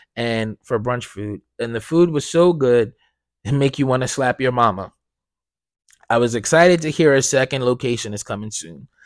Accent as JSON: {"language": "English", "town": "Blackwood", "region": "New Jersey", "country": "United States", "tie": "born or raised there", "said": "I'm from, I'm from South Jersey. Like, I grew up in Blackwood, right? I don't live there anymore, but that's where I grew up"}